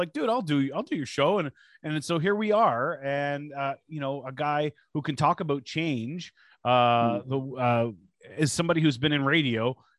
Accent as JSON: {"language": "English", "town": "Toronto", "region": "Ontario", "country": "Canada", "tie": "born or raised there", "said": "I grew up at Pape and Danforth"}